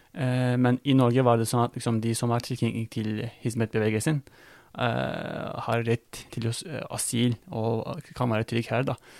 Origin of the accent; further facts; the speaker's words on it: Kütahya, Turkey; Norwegian is a second language; moved away as an adult; also born or lived in Afyon, Turkey / Greece; now in Norway; jeg er født og oppvokst i Kutahya